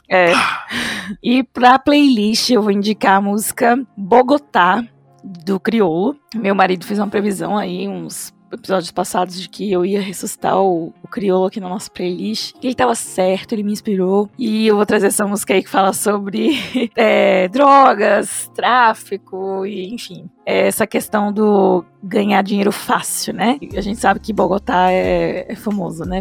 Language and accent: Portuguese; Brazil; eu gosto mesmo de me definir como latina, não como brasileira